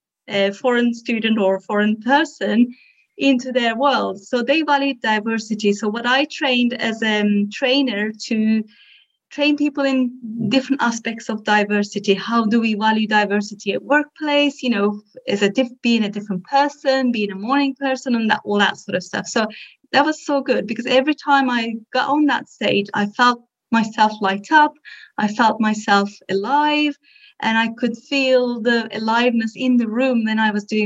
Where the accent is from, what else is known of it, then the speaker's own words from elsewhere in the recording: Turkey; moved away; I'm originally from Turkey